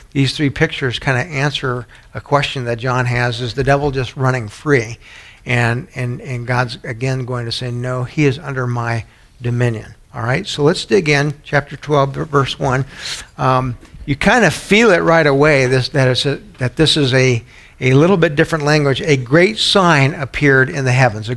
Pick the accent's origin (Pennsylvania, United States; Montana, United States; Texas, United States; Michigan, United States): Texas, United States; San Antonio; moved away; where I grew up in San Antonio